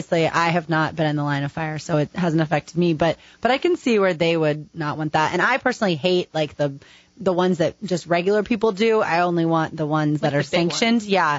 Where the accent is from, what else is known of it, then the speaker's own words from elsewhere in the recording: Philadelphia, Pennsylvania, United States; We're in town from Philadelphia.